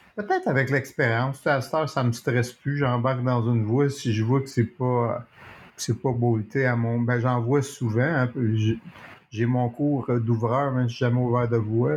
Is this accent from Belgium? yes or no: no; Montreal, Quebec, Canada; je suis un Montréalais